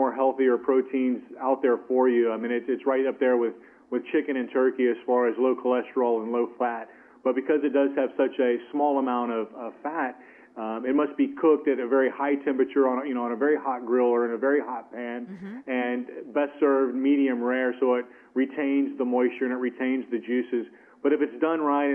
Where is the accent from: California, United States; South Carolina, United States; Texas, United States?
Texas, United States; I was born in Texas, about 300 miles from the Mexican border